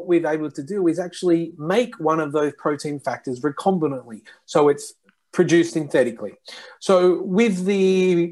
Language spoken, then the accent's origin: English; Australia; moved away as an adult; also born or lived in Japan; now in Lyon, France; I'm Australian and I live now in France.